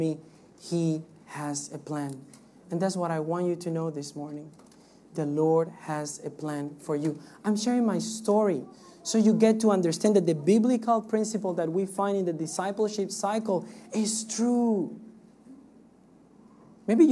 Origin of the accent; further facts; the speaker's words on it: Cuba; moved away; I come from Cuba. Cuba is a communist country.